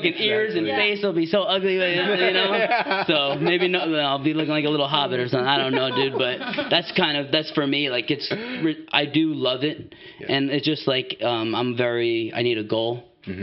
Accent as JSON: {"language": "English", "region": "East Coast", "country": "United States", "moved": "yes", "lives_now": "Washington, United States", "said": "I'm from the East Coast"}